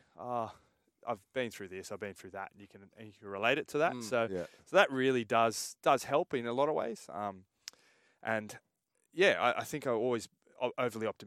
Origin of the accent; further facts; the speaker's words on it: Sydney, New South Wales, Australia; I grew up in Oakley, and my parents moved back to New Zealand